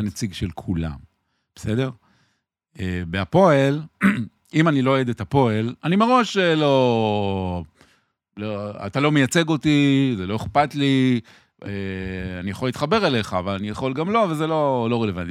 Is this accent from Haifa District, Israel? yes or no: no; Tel Aviv, Tel Aviv District, Israel; אני גדלתי ברחוב ירמיהו בתל אביב, על גדת הירקון